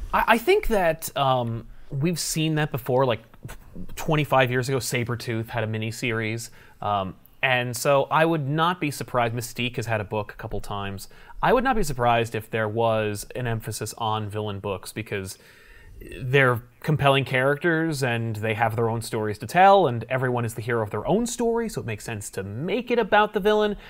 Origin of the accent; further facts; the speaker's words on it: East Coast, United States; We're both from the East Coast